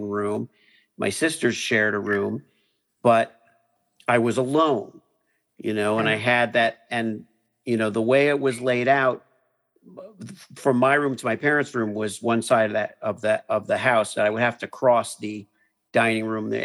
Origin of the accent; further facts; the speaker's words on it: Miami, Florida, United States; I grew up in Miami, which I thought was a wonderful place to kind of grow up